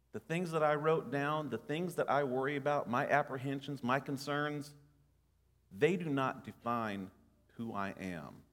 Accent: Nashville, Tennessee, United States; growing up in Nashville

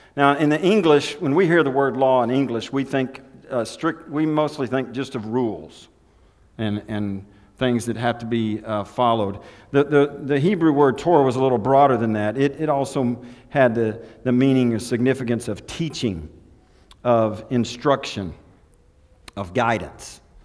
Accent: Elk City, Oklahoma, United States; I was born on Route 66, Elk City, Oklahoma, Memorial Hospital

